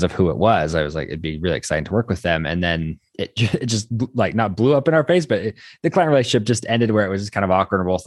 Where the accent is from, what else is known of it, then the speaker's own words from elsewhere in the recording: Idaho, United States; I'm from Idaho